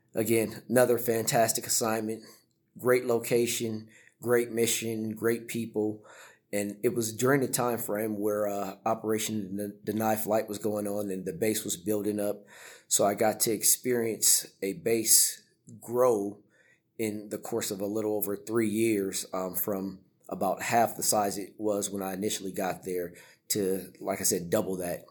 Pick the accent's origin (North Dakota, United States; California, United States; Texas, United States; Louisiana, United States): California, United States; moved away as an adult; also born or lived in Florida / Italy; I'm originally from California, so it was the other end of the country.